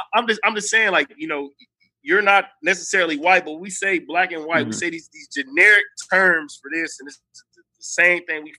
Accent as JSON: {"language": "English", "country": "United States", "said": "I'm American"}